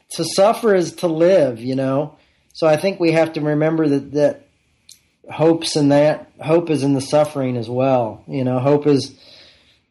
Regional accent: United States; I was born in the United States of America

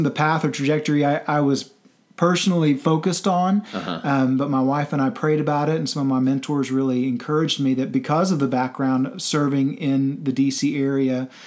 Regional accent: Central Texas, United States; also born or lived in Washington, D.C. area / Northern Virginia; now in Oklahoma City, United States; I'm originally from Central Texas, moved up to D.C.

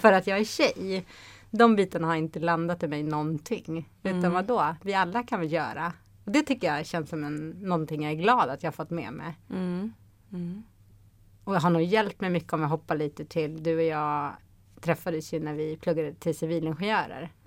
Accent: Haninge, Stockholm County, Sweden; moved away as an adult; also born or lived in Luleå; Jag är uppvuxen i Haninge

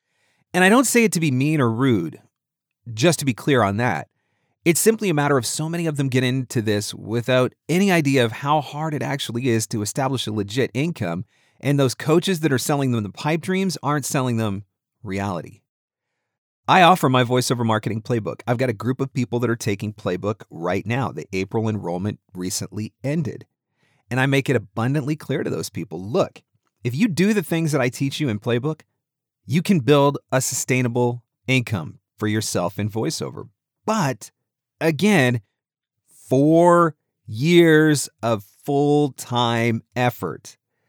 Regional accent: Canada; Now, I don't, because I'm a nice guy. I'm a Canadian. We don't do things like that.

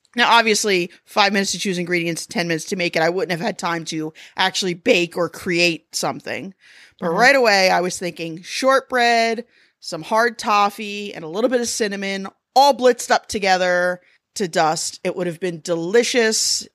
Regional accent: United States; I'm American

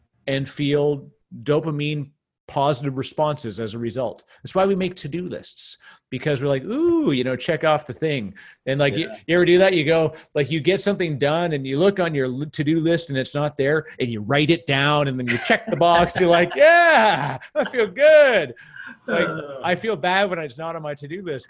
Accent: Canada; accent: Canadian; he's also a fellow Canadian, I get to use my Canadian accent

